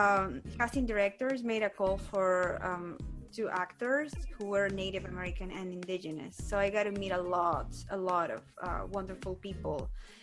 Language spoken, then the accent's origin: English; southern Peru, Peru; English is a second language; now in United States; I am not from India. I am Native American. You know, I am from the south of Peru. My ancestors are Incas, even before the Incas